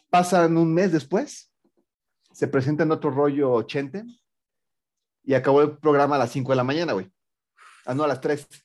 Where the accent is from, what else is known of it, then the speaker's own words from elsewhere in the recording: Mexico City, Mexico; Como cualquier chilango cuando empieza septiembre. Estoy entre emocionado y preocupado.